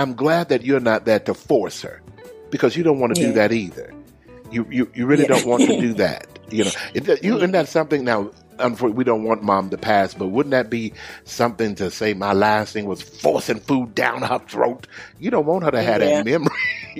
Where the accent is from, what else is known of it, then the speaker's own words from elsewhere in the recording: Houston, Texas, United States; now I'm going to where my home is, my hometown of Houston, Texas.